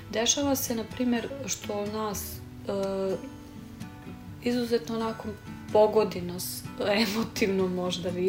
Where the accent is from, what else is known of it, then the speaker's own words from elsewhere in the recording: Serbia; Kod nas u Srbiji je to malo drugačije.